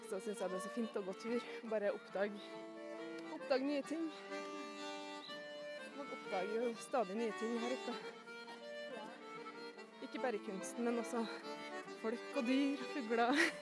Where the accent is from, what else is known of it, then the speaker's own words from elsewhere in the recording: Svalbard, Norway; also born or lived in Mo i Rana, Norway; Eh, jeg er født i Mo i Rana, oppvoksen litt overalt. Eh, men eh, de første årene mine bodde jeg på Svalbard, kan man si, fram til jeg var elleve.